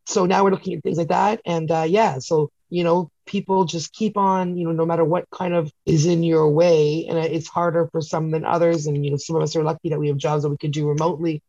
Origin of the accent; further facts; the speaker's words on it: Canada; I'm Canadian